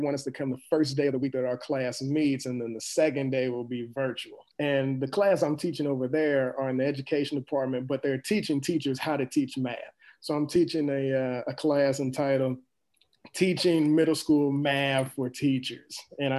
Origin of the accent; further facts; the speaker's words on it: East St. Louis, Illinois, United States; especially where I'm coming from East St. Louis, because there's something that kind of goes with it, saying that, you know, it's a place where people don't make a lot of money.